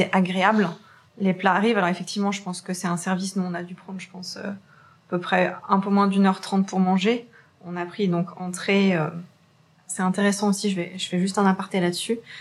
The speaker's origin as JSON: {"language": "French", "town": "Saint-Étienne", "region": "Auvergne-Rhône-Alpes", "country": "France"}